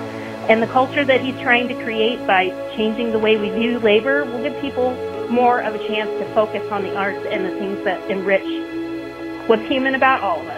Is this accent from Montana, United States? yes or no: yes; Montana, United States; now in Bartlesville, United States; I currently live in Bartlesville, Oklahoma. I am originally from Montana.